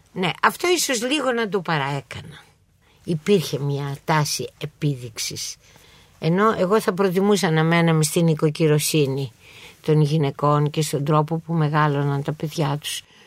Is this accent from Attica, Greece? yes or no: yes; Athens, Attica, Greece; εγώ είμαι περήφανη που είμαι Αθηναία